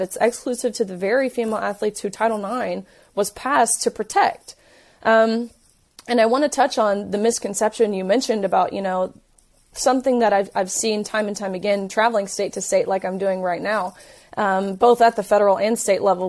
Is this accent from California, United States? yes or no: no; Tennessee, United States; I'm from Tennessee, so I, I knew you know, what I'm used to at home, the people, my community